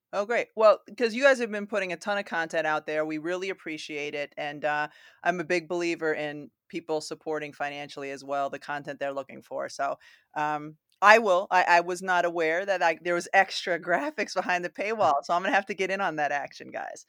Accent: Massachusetts, United States; even though I grew up in Massachusetts

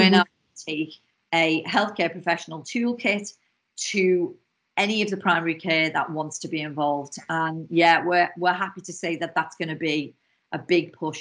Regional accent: Liverpool, North West England, United Kingdom; accent: Scouse; my Scouse accent, because if anybody doesn't know, I'm from Liverpool

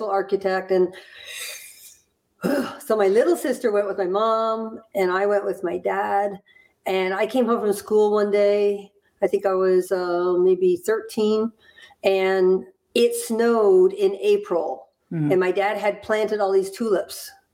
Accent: Hamilton, Ontario, Canada; moved away; also born or lived in Florida / Burlington, Vermont; I was born in Hamilton, Ontario, in Canada.

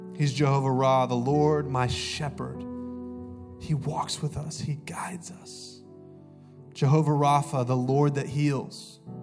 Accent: Augusta, Georgia, United States; moved away; also born or lived in Columbus, Ohio; I'm actually from Augusta, Georgia, go dogs. Uh, but I went to school in Columbus, Ohio, and uh, I moved here in 2009.

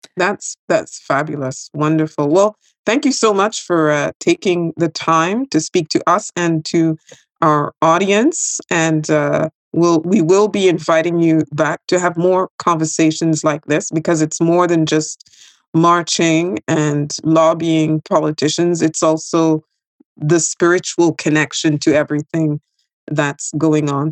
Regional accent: Quebec, Canada; I'm from Quebec

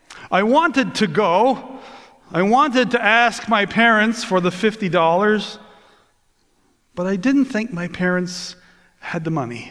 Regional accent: Newfoundland and Labrador, Canada; also born or lived in Toronto / Port Perry, Ontario; now in Ontario, Canada; I was born and raised in the Holy Land. To you, it's Canada's 10th province

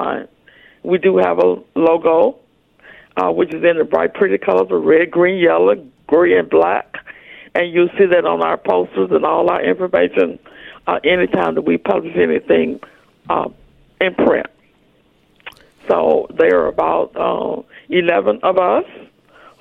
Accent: Texarkana, Arkansas, United States; moved away as an adult; also born or lived in Jefferson City, Missouri / Milwaukee, Wisconsin; I grew up in Texarkana, Arkansas

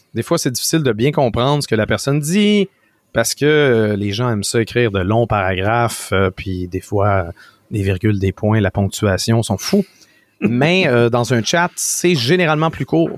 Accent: Quebec, Canada; On est québécois

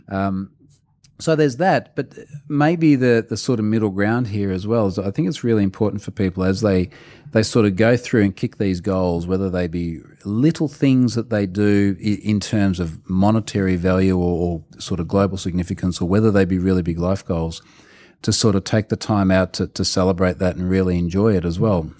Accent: Australia; as the Australian

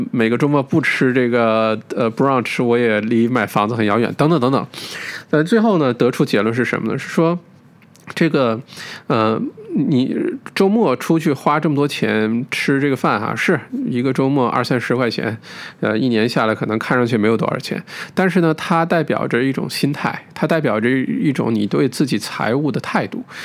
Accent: China; 我们中国人的文化

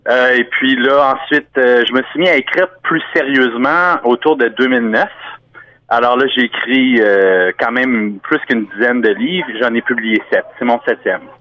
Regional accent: Ontario, Canada; moi, je suis franco-ontarien

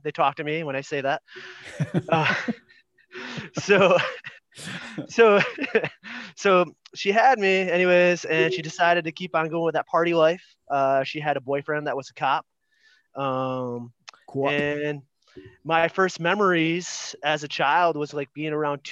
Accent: Grand Rapids, Michigan, United States; moved away; grew up Grand Rapids, Michigan, you know, America's high five

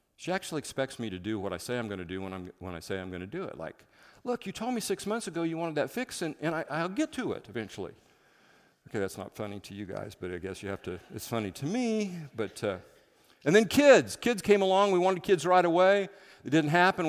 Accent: Midwest, United States; moved away as an adult; now in Seattle, United States; I'm from the Midwest

